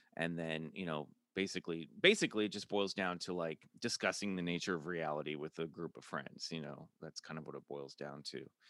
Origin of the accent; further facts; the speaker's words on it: Kansas City, United States; now in Los Angeles, United States; I'm from Kansas City